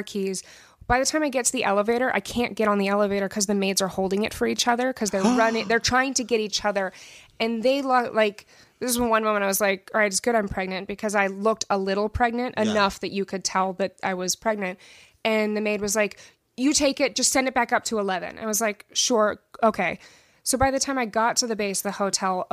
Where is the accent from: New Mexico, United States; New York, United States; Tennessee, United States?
New Mexico, United States; I grew up in New Mexico, and we have white sands out there